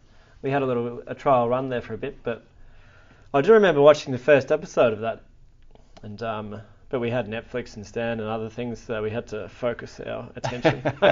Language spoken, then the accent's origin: English; Ballarat, Victoria, Australia; We were both born in Ballarat.